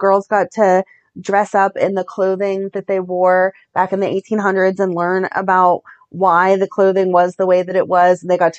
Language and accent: English; Ohio, United States; now in Pittsburgh, United States; I'm from Ohio